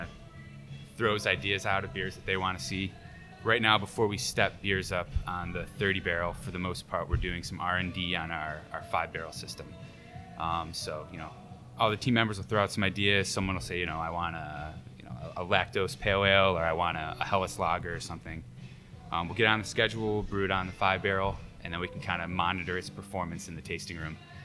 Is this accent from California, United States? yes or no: no; Buffalo, New York, United States; I'm from Buffalo